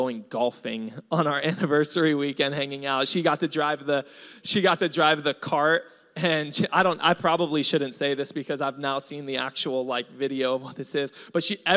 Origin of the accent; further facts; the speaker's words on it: Hawaii, United States; I'm Hawaiian.